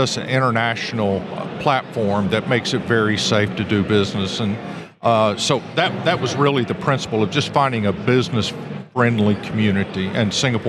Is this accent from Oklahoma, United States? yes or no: yes; eastern Oklahoma, United States; Yeah, I grew up in eastern Oklahoma